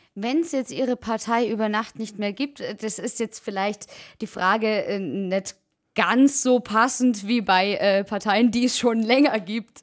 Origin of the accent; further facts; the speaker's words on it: Allgäu, Bavaria, Germany; accent: Allgäuer; Unser Allgäuer Dialekt